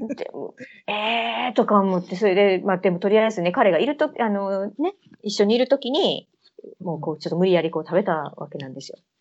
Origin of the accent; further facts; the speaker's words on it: Kansai, Japan; moved away as an adult; now in United Kingdom; 私、関西の人間やねん